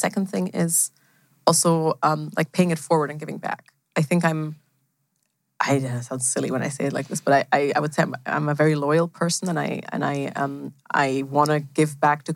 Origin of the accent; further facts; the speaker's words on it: Germany; also born or lived in Switzerland / Stockholm / Stanford; I'm actually from Germany.